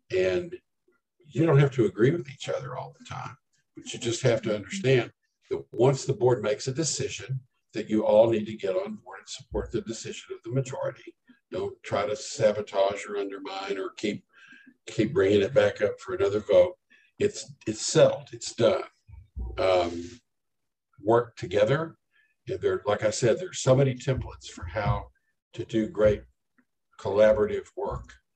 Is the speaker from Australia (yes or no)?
no; Lubbock, Texas, United States; moved away as an adult; now in Denton County, United States; I grew up in Lubbock